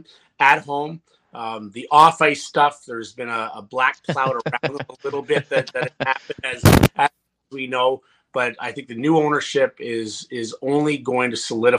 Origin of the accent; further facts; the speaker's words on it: Ottawa, Ontario, Canada; I love coming back to Ottawa because I'm from Ottawa.